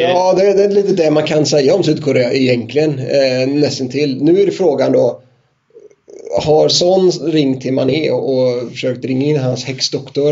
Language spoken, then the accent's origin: Swedish; Sweden; vi som är svenskar